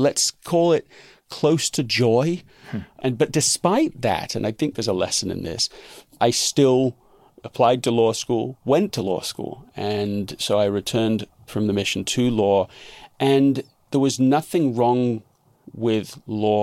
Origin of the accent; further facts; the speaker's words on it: London, United Kingdom; being raised in England